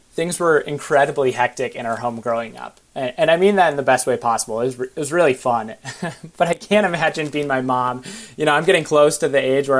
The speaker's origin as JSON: {"language": "English", "town": "Minneapolis", "region": "Minnesota", "country": "United States", "tie": "born or raised there", "also_born_or_lived": "Vermont", "said": "So I grew up in the Twin Cities metro. I'm from the Minneapolis side"}